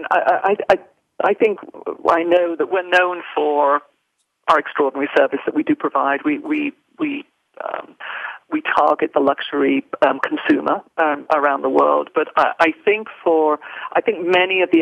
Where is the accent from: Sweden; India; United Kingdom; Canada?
United Kingdom; now in United States; I am a Brit, um, although now an American national, I, am certainly I'm still a very proud Brit at heart.